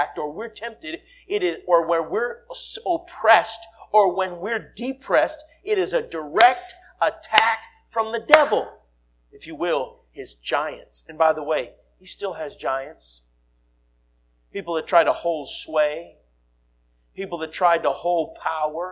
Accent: United States; I'm an American

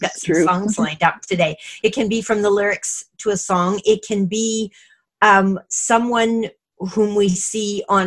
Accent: Montreal, Quebec, Canada; also born or lived in Toronto, Canada; now in Vancouver, Canada; when I was growing up in Montreal

